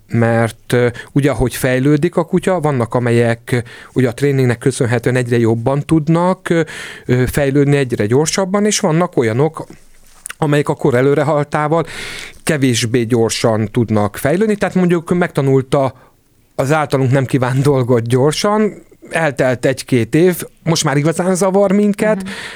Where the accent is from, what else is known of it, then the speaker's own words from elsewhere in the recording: Hungary; ebben nagyon magyarok vagyunk